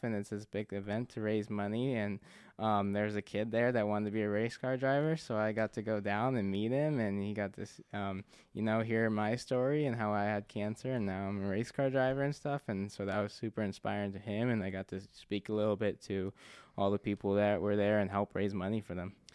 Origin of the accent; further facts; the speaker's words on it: Spokane, Washington, United States; I was born here in Spokane, so, um, you know, I love Spokane